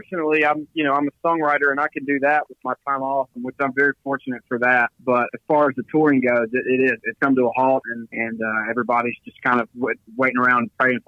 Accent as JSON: {"language": "English", "town": "Philadelphia", "region": "Mississippi", "country": "United States", "tie": "born or raised there", "said": "Oh, man, it means everything. Mississippi is interesting because there's no professional team in the state"}